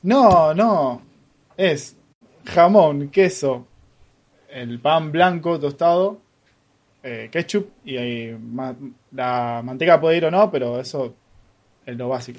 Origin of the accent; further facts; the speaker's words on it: Rosario, Santa Fe, Argentina; los rosarines no nos identificamos como santafesinos. Somos rosarinos.